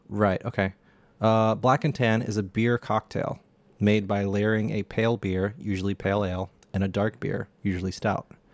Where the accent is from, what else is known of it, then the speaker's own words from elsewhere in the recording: United States; an American